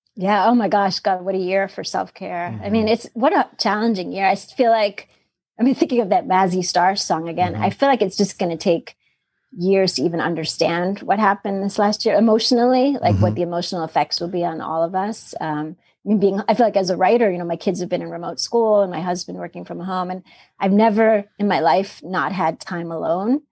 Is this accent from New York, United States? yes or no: yes; New York City, New York, United States; also born or lived in Austin, Texas; now in Philadelphia suburbs, United States; growing up in Queens